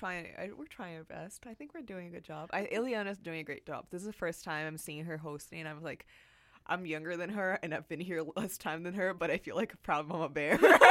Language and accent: English; Brazil; moved away as an adult; I'm an international student. I'm from Brazil.